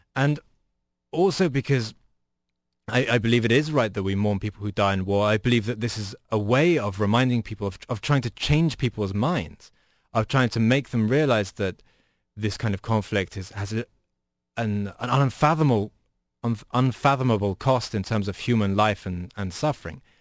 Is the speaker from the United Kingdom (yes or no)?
yes; United Kingdom; now in United States; as a British person